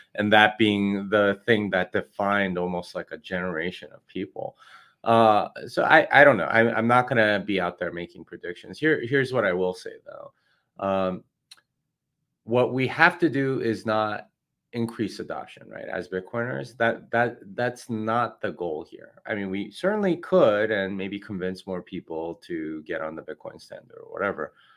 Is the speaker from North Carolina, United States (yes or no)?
no; Texas, United States; I'm from Texas